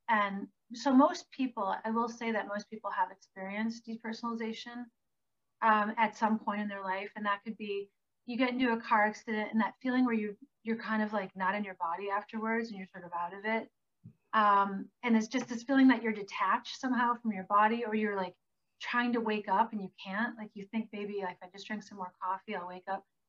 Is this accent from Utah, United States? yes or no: no; Green Bay, Wisconsin, United States; moved away; I grew up in Green Bay, Wisconsin.